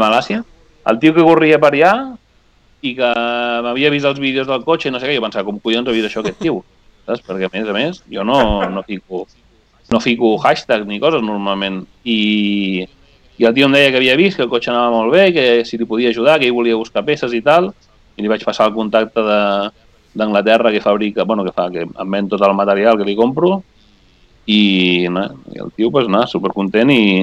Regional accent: Spain; jo sóc de l'Eia originàriament

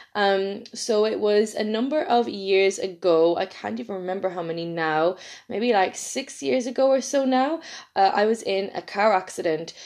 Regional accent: Ireland; accent: Irish; I'm from Ireland

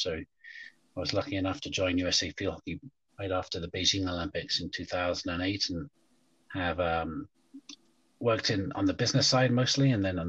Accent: England, United Kingdom; I grew up in England, and I think as an 11-year-old, it was a school sport

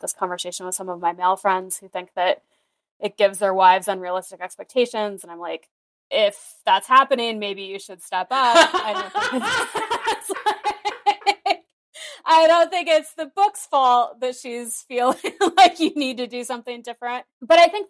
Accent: rural Iowa, United States; born or raised there

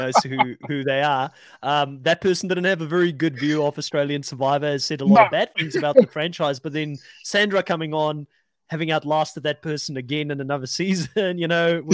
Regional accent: South Africa; now in New Zealand; I'm South African born. I've lived in New Zealand for a long time now

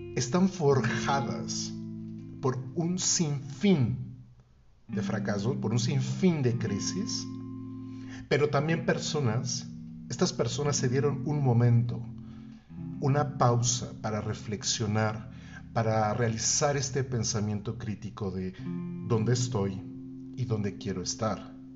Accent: Mexico City, Mexico; Cuando regreso a mi ciudad natal, regreso a la Ciudad de México

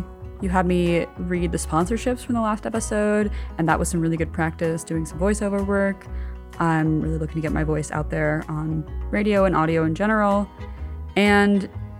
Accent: New York City, New York, United States; my hometown, Brooklyn, New York.

